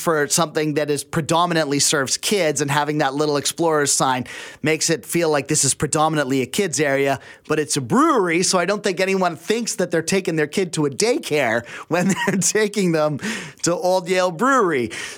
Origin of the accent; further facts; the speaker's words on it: the Fraser Valley, British Columbia, Canada; If I'm from the Valley, I know people out there and stuff.